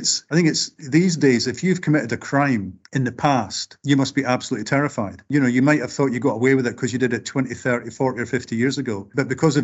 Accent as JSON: {"language": "English", "region": "Scotland", "country": "United Kingdom", "said": "speaking as a working class Scot"}